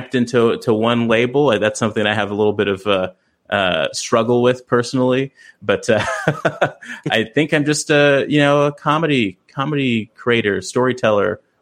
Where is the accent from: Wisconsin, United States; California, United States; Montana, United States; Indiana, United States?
California, United States; Los Angeles; I grew up in South Central